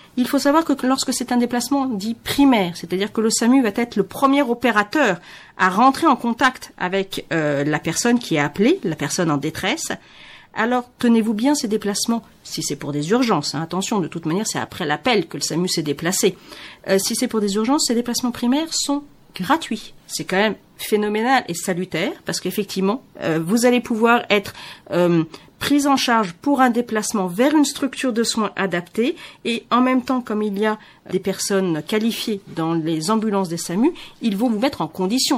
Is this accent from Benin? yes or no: yes; Benin; en tant que béninois